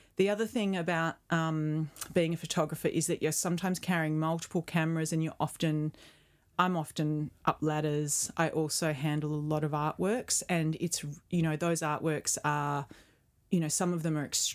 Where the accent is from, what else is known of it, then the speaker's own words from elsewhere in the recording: Perth, Western Australia, Australia; I mean, I grew up in Perth, sure. But my family were not a beach-going family.